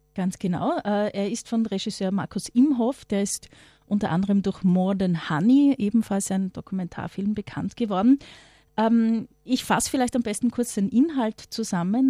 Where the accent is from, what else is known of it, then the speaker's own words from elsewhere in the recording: Austria; Bei uns in Österreich